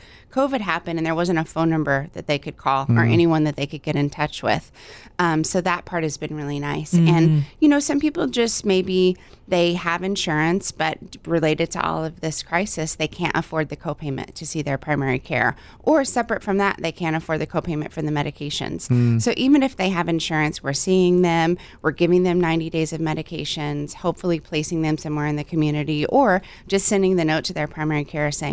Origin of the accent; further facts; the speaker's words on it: Texas, United States; now in Hawaii, United States; I'm from Texas. I've been in Hawaii for about 15 years.